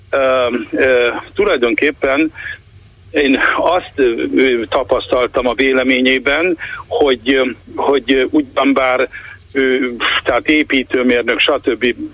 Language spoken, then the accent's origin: Hungarian; Hungary; Na most én vidéki, nagyvárosi ember vagyok, nem budapesti vagyok